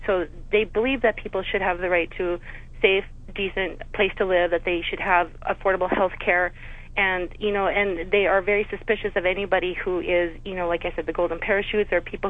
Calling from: North Dakota, United States; I'm calling from North Dakota, which has a very strong socialistic background, very big history in socialism.

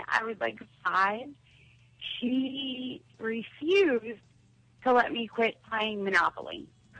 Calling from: Philadelphia, Pennsylvania, United States; from Philly.

